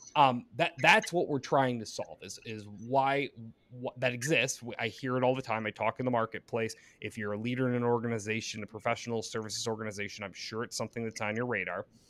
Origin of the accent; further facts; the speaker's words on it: Michigan, United States; moved away as an adult; also born or lived in Detroit, Michigan; now in Royal Oak, United States; born in, in Metro Detroit, or actually in Detroit, um, and then moved up and spent, uh, majority of my childhood in mid-Michigan in kind of farm country land